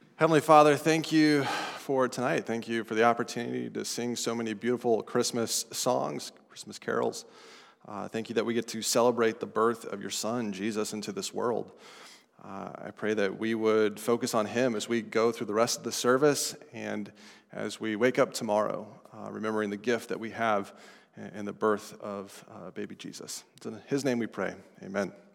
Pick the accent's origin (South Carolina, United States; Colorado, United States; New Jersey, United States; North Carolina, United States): Colorado, United States; Estes Park; accent: non-New Englander; now in New England, United States; I'm from Colorado. from the mountains of Colorado, a little town called Estes Park